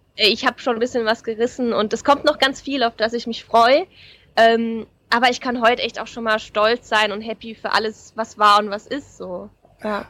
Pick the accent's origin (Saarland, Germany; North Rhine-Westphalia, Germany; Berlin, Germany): Saarland, Germany; moved away; also born or lived in Black Forest / Hamburg; ich komme aus dem Saarland